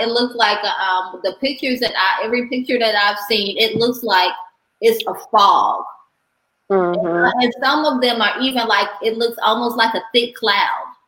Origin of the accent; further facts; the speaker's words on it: Chicago, Illinois, United States; I'm from Chicago